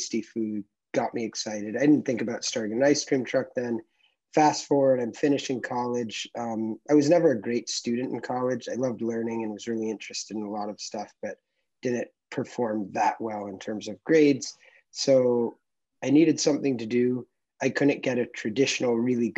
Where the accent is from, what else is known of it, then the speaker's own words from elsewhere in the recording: Connecticut, United States; I was born in Connecticut and I grew up there, one of four kids